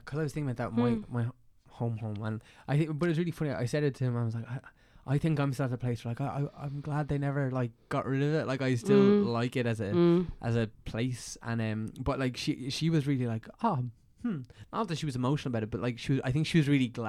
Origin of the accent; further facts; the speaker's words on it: Bray, Leinster, Ireland; People have a weird relationship with Bray. I feel like we're from there.